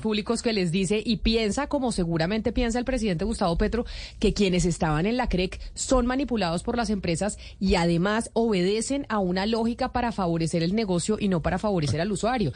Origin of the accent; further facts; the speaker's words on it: Bogotá, Colombia; de aquí somos bogotanos